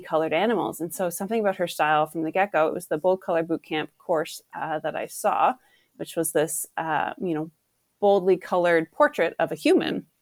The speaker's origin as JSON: {"language": "English", "town": "Ottawa", "region": "Ontario", "country": "Canada", "tie": "born or raised there", "said": "I grew up in Ottawa"}